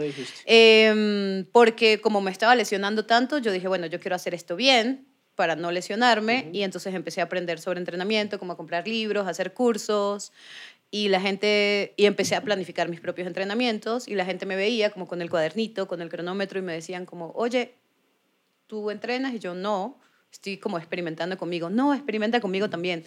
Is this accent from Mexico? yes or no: no; Venezuela; moved away as an adult; now in Bogotá, Colombia; yo nací en Venezuela. Mi papá es colombiano. Él nació en el Socorro Santander. Y pues tengo las dos nacionalidades y hace casi nueve años vivo en Bogotá.